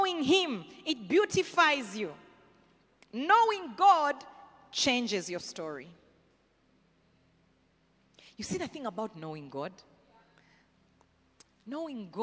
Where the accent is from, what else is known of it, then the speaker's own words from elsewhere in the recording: the West, Western Region, Uganda; I'm from the West, as in so what? I don't identify by my tribe.